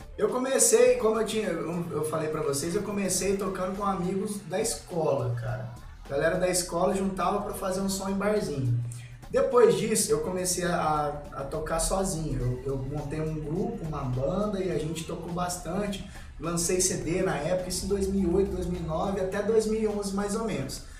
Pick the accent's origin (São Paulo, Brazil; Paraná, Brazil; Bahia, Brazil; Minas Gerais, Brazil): Minas Gerais, Brazil; Três Corações; also born or lived in Pouso Alegre / Lambari; depois fomos pra Três Corações.